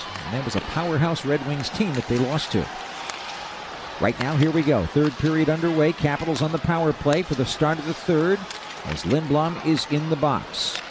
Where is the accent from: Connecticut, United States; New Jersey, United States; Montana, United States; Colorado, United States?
Connecticut, United States; He grew up in my home state of Connecticut.